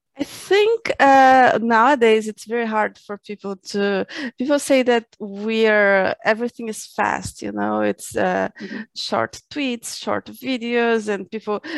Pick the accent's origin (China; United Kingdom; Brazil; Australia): Brazil; I'm from Brazil